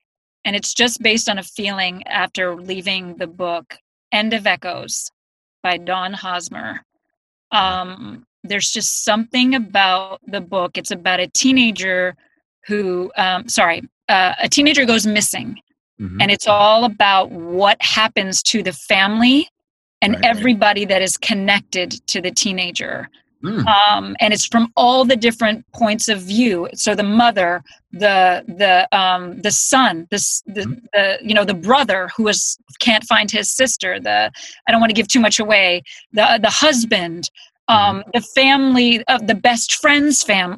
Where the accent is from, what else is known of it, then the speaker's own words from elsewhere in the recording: Boston, Massachusetts, United States; You know, then I was from Boston.